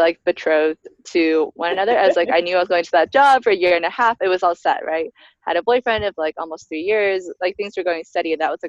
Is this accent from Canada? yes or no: yes; Canada; moved away as an adult; also born or lived in China / United States / New York / Zambia; now in Nairobi, Kenya; I grew up in Canada, studied in the US, started off my career working in New York for a few years before doing this brief stint in Zambia.